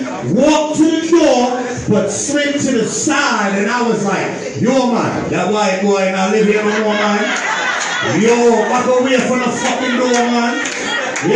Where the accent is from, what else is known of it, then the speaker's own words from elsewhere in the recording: New York City, New York, United States; growing up in East New York